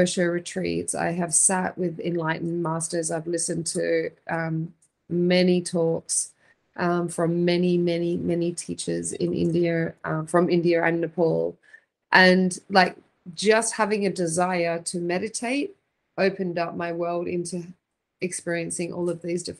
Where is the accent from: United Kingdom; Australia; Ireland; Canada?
Australia; now in Phoenix, United States; I'm from Australia originally